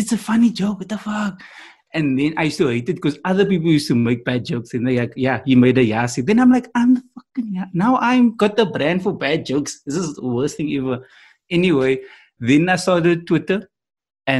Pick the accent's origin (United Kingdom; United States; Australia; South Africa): South Africa; Cape Town, Western Cape; I'm from Cape Town